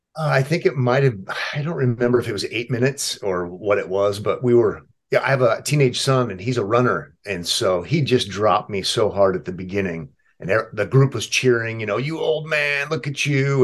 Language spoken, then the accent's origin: English; Omaha, Nebraska, United States; I was born and raised in Omaha